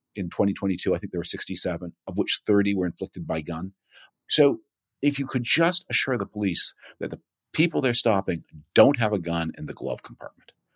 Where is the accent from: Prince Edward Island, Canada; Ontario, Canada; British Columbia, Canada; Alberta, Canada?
Ontario, Canada; Toronto; I grew up in Toronto.